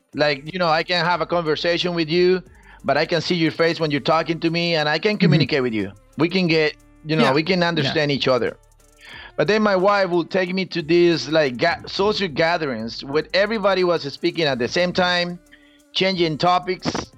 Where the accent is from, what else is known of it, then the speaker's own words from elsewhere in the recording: Costa Rica; English is a second language; moved away as an adult; now in United States; I'm from Costa Rica, born and raised.